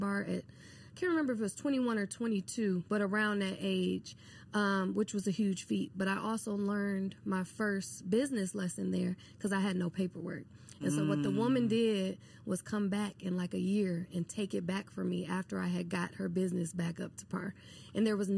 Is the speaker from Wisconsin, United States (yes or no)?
yes; Milwaukee, Wisconsin, United States; I'm born and raised in Milwaukee, Wisconsin.